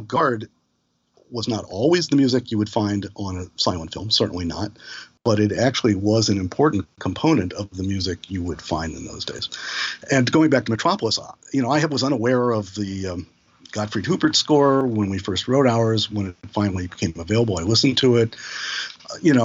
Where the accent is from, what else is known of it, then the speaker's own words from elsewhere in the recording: St. Louis, Missouri, United States; now in New York, United States; I'm a Midwestern boy. I'm from St. Louis